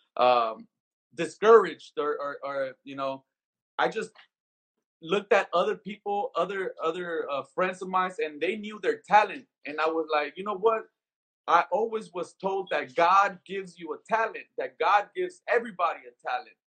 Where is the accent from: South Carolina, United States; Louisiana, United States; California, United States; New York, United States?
California, United States; Compton; moved away as an adult; also born or lived in Skid Row, Los Angeles; now in Las Vegas, United States; growing up in Compton